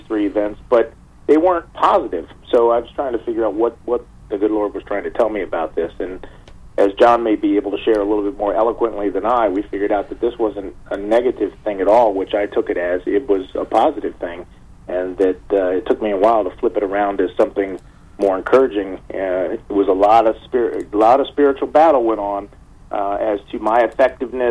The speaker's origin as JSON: {"language": "English", "town": "Washington", "region": "District of Columbia", "country": "United States", "tie": "born or raised there", "said": "Washington, D.C., my hometown"}